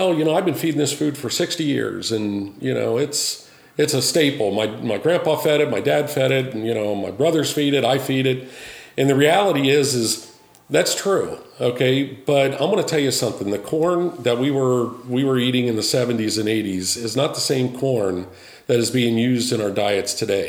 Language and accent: English; Midwest, United States; I'm from the Midwest